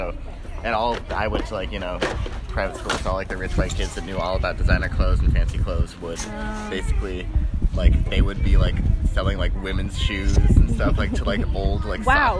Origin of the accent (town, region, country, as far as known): Seattle, Washington, United States